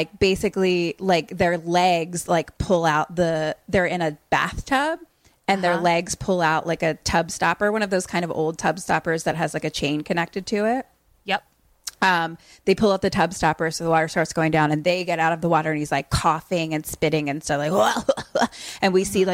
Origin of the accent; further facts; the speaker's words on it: United States; we're actually American